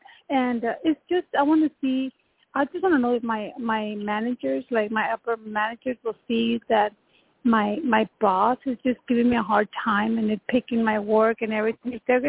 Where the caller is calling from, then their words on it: Texas, United States; I'm calling from Texas.